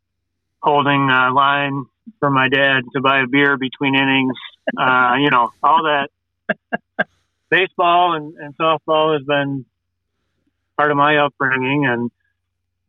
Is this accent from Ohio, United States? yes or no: no; Grosse Pointe, Michigan, United States; I grew up in Grosse Pointe, Michigan